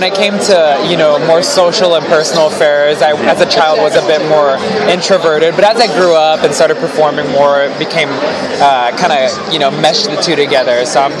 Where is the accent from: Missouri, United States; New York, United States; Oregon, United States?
Missouri, United States; Springfield; moved away as an adult; now in Los Angeles, United States; I'm from Springfield, Missouri.